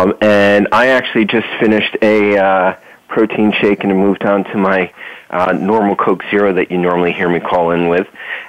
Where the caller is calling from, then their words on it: northern New Jersey, United States; Well, I'm calling in from northern New Jersey